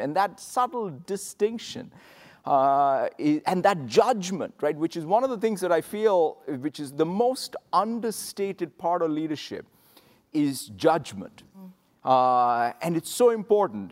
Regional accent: Hyderabad, Telangana, India; moved away as an adult; now in United States; growing up in Hyderabad in India in the late seventies, early eighties

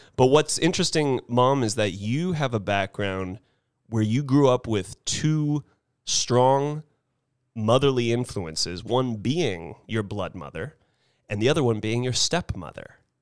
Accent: Carmel Highlands, California, United States; the Carmel Highlands community that my mom was lucky to therefore grow up in, that I was lucky to therefore grow up

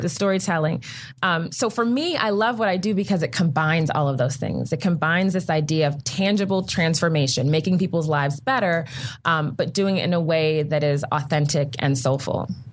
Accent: Prince George's County, Maryland, United States; I grew up right outside of Washington D.C. in Prince George's County, Maryland

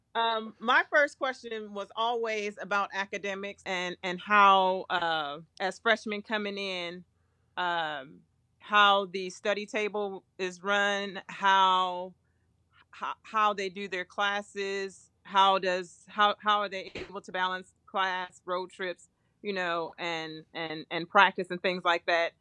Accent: Flint, Michigan, United States; moved away as an adult; also born or lived in Houston, Texas / South Bend, Indiana; now in Indianapolis, United States; I was from Flint, Michigan

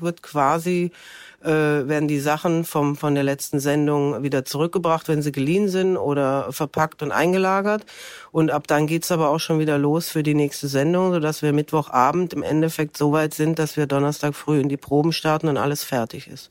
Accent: Stuttgart, Baden-Württemberg, Germany; moved away as an adult; now in Cologne, Germany; ich komme eigentlich aus Stuttgart

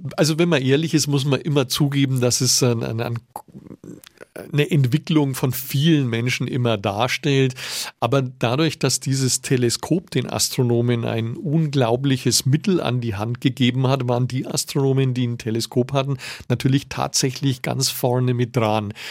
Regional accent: Nuremberg, Bavaria, Germany; als Nürnberger Historiker

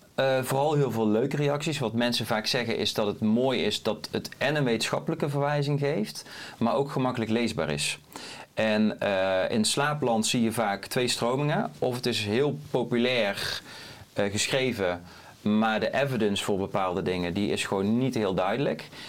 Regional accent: Netherlands; Als Nederlanders

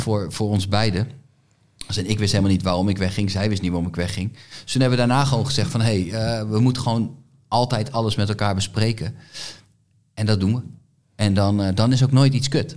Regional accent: Groningen, Netherlands; bij ons in Groningen

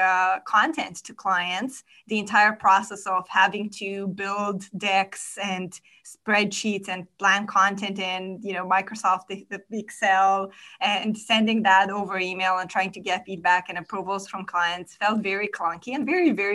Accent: Moldova; English is a second language; I'm originally from a tiny, tiny country in Eastern Europe. It's called Moldova. That's where I was born and raised.

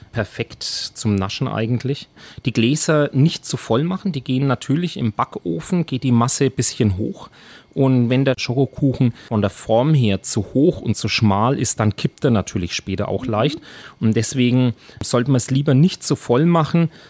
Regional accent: Nuremberg, Bavaria, Germany; Aber natürlich als Nürnberger und als Lebkuchenexperte auch ist die Variante schon auch sehr schön.

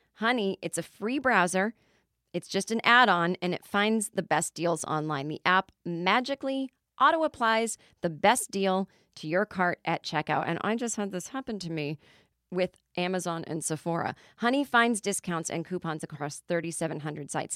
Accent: Massachusetts, United States; now in Los Angeles, United States; growing up in Massachusetts, your entire lawn was just covered in leaves

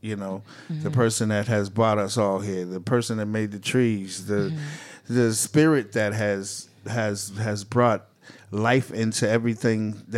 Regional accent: Boston, Massachusetts, United States; I mean, we grew up in Boston. Me and him had grown up in Boston together

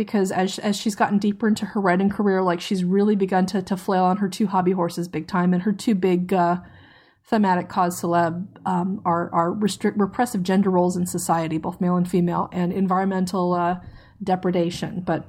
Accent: Tidewater, Virginia, United States; I grew up in Tidewater, Virginia, which is the home to Fort Eustis, an army base that handles logistics, and it's also home to the Norfolk Naval Base and Langley Air Force Base.

